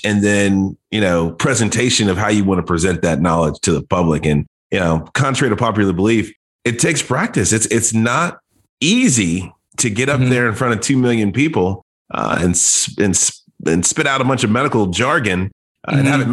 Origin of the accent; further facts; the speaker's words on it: Dallas, Texas, United States; also born or lived in Dayton, Ohio; I grew up in Texas, spent the vast majority of my childhood in Dallas